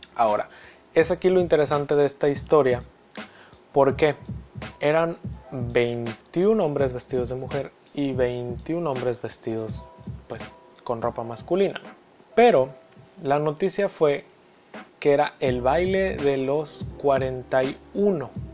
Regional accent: Mexico; Para nosotros como mexicanos

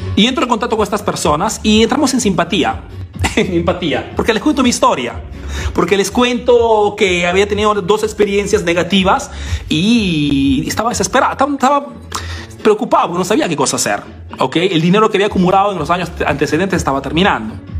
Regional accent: Peru; now in Italy; soy latino, soy peruano

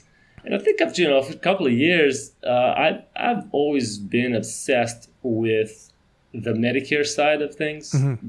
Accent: North Carolina, United States; I grew up in North Carolina, small town

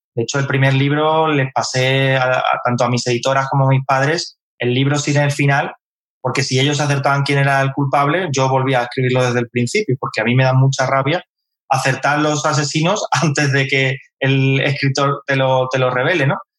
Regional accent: Carmona, Andalusia, Spain; moved away; also born or lived in Madrid; yo soy de Carmona

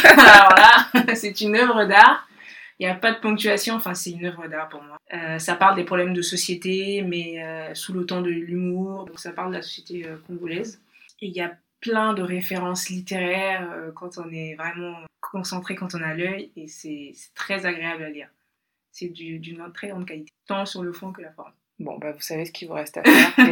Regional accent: Mali; moved away as an adult; now in France; Donc je suis née au Mali et j'y ai grandi. J'ai passé les 18 premières années de ma vie.

